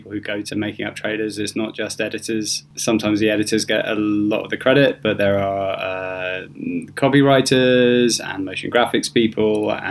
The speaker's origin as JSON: {"language": "English", "country": "United Kingdom", "also_born_or_lived": "London", "moved": "as an adult", "lives_now": "Los Angeles, United States", "said": "I'm British"}